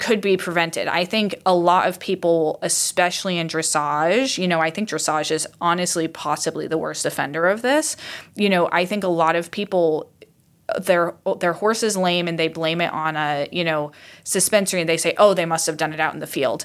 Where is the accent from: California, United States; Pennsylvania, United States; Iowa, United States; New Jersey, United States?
Iowa, United States; I grew up in Iowa